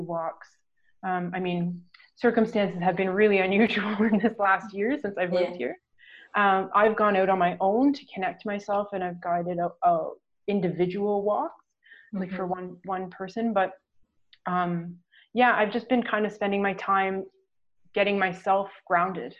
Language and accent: English; Ontario, Canada; now in Newfoundland, Canada; I'm located in Newfoundland now, but I'm from Ontario